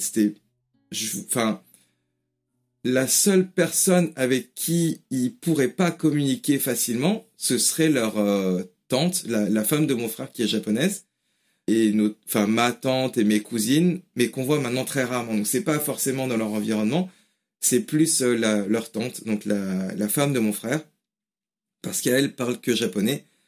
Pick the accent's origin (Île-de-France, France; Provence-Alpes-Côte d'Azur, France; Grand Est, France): Île-de-France, France; Paris region; first language French and Japanese; moved away as an adult; now in England, United Kingdom; J'ai grandi en France avec le français et le japonais